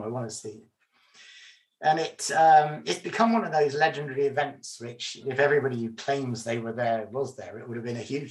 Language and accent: English; England, United Kingdom; I'm English